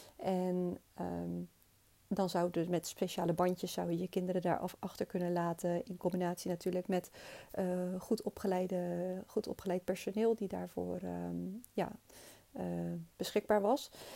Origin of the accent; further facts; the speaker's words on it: Rotterdam, South Holland, Netherlands; Ik ben opgegroeid in Hoogvliet met mijn twee ouders en mijn zusje.